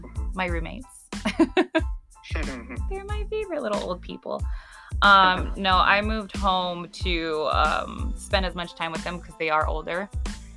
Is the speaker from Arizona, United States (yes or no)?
yes; Arizona, United States; for the most part here in Phoenix or here in Arizona, like a lot of us just stay here.